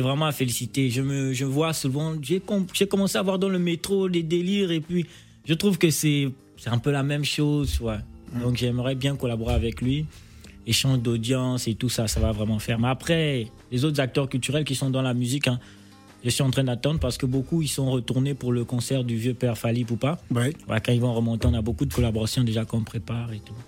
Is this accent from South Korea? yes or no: no; Gabon; accent: Gabonese; also born or lived in Port-Gentil, Gabon / Libreville, Gabon; mon accent gabonais